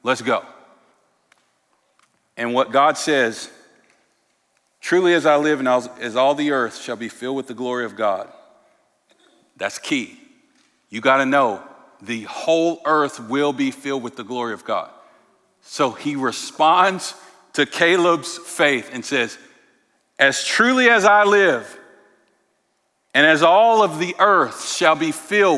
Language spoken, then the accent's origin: English; St. Louis, Missouri, United States; now in Portland, United States; I came to you from St. Louis.